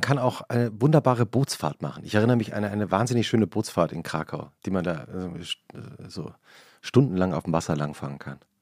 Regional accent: West Germany, Germany; als Westdeutscher würde ich sagen

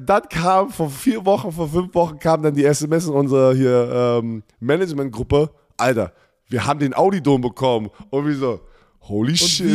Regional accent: Germany; als Ex-Spieler, der hier aufgewachsen ist, hier Football gespielt hat

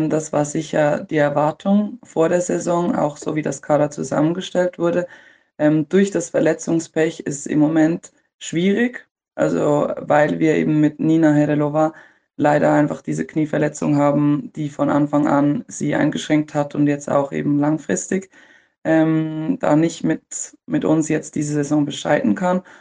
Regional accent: Switzerland; oder für mich auch als Schweizerin.

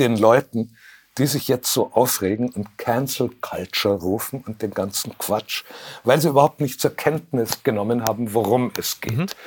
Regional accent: Munich, Bavaria, Germany; also born or lived in Franconia; habe ich den größten Teil meines Lebens in München verbracht. Vorher ja. war ich in Franken

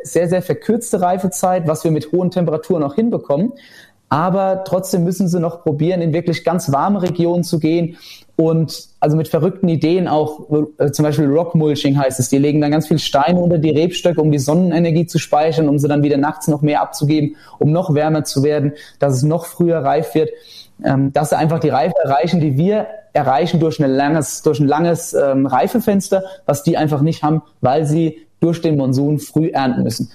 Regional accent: Rhineland-Palatinate, Germany; also born or lived in Bechtheim; bei uns in Rheinland-Pfalz

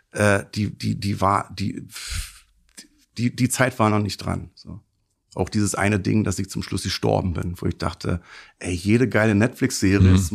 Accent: Afghanistan; Ich komme aus Afghanistan. Ich habe Angst gehabt, dass die mich erschießen.

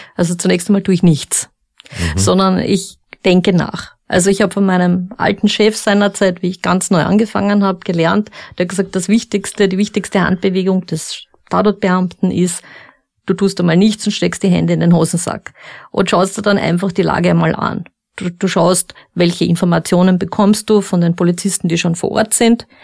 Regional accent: Upper Austria, Austria; ich komme aus Oberösterreich

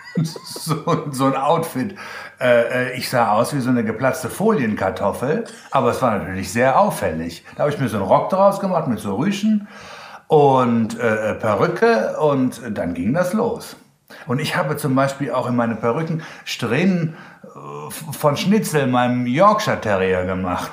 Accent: Germany; accent: German; Und dann auch noch mein deutscher Akzent

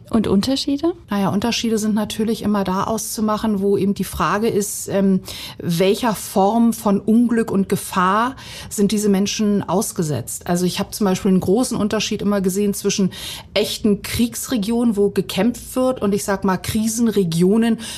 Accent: Bosnia & Herzegovina; now in Germany; zur damaligen Situation meiner Heimat Bosnien.

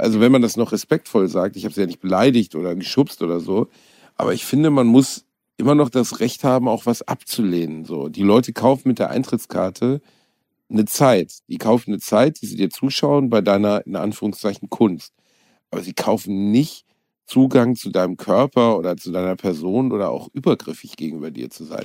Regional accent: Gelsenkirchen, North Rhine-Westphalia, Germany; Gelsenkirchen, meiner Heimatstadt

